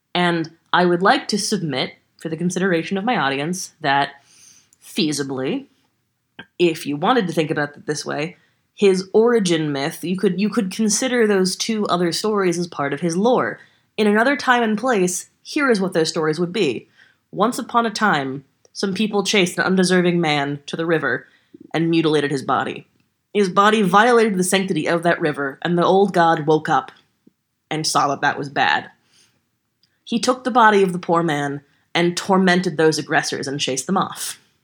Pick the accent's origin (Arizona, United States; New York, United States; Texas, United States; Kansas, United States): Texas, United States; I'm a Texan